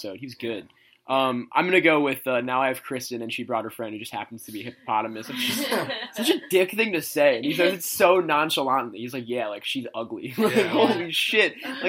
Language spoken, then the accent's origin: English; New Jersey, United States; I'm from New York. I'm from North Jersey. I never go down to the shore.